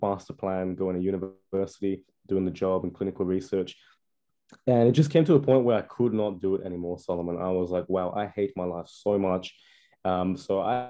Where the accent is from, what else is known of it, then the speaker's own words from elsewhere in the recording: Perth, Western Australia, Australia; I'm from Australia. I'm from Perth, Western Australia.